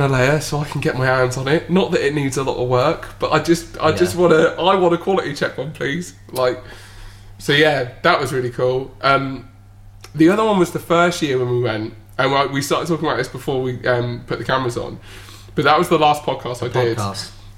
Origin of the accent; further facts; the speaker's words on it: Bournemouth, South West England, United Kingdom; being from Bournemouth, just as you know, just quite a small little town in the UK